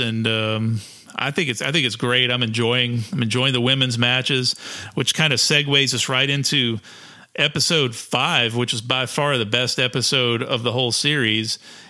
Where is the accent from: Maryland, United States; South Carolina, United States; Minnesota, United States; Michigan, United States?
South Carolina, United States; we're from South Carolina.